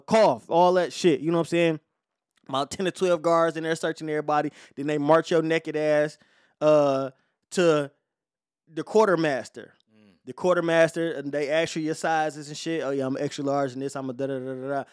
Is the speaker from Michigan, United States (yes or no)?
yes; Detroit, Michigan, United States; I'm from Detroit